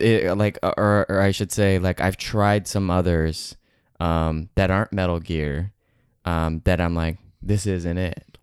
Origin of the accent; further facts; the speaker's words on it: Seattle, Washington, United States; moved away as an adult; now in Los Angeles, United States; I grew up in Seattle, Washington